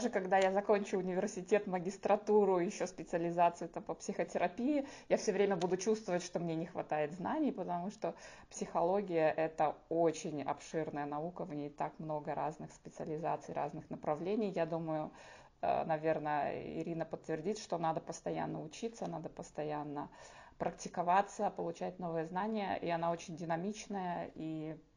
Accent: Belarus; now in Lithuania; А, да, я эмигрантка из Беларуси. Я в Литве уже живу 6 лет.

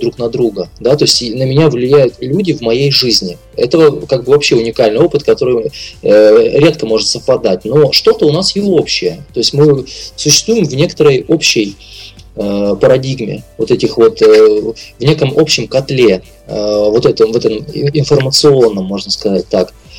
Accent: Labytnangi, Yamalo-Nenets Autonomous Okrug, Russia; я из Лабутнана родом, э, из крайнего севера

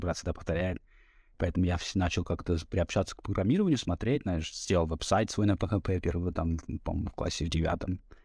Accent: Norilsk, Krasnoyarsk Krai, Russia; moved away as an adult; now in Philadelphia, United States; Я жил, я родился в Норильске

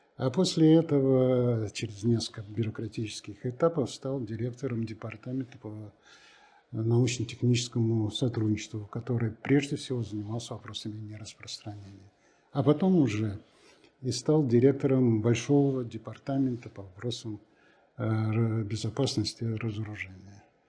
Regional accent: Russia; also born or lived in United States / Belgium; у нас страна настолько интересная, настолько огромная, настолько разнообразная

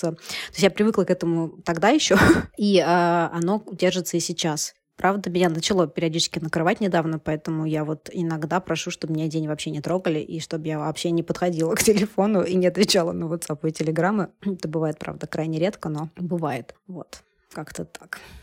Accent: Moscow, Russia; moved away as an adult; also born or lived in Canada; я еще из Москвы, конечно, приехала

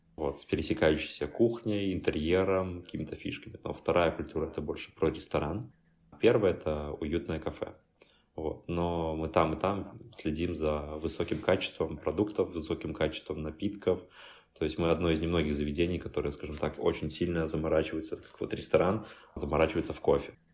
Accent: Belarus; moved away as an adult; also born or lived in Minsk, Belarus; now in Warsaw, Poland; мне как белорус

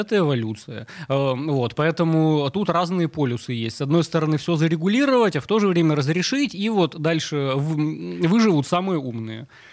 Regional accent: Yekaterinburg, Sverdlovsk Oblast, Russia; я вообще вырос э, на Уралмаше в Екатеринбурге

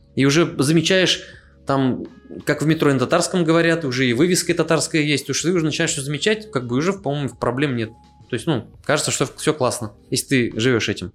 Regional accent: Tatarstan, Russia; Я на своём месте, на своей родине

